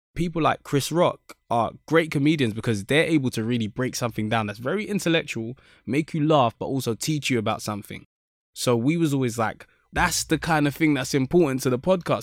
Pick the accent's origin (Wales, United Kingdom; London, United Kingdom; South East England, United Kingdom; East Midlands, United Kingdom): London, United Kingdom; I was born in Saint Thomas's Hospital, Westminster, 'cause I'm literally in Kennington, which is just down the road, basically. So that's where I was born, and I've always lived in that area